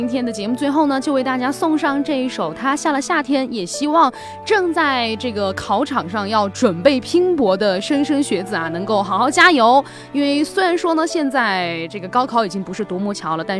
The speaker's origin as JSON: {"language": "Chinese", "region": "Sichuan", "country": "China", "said": "口音没有口音啊，我们都是四川人，有什么口音啊？"}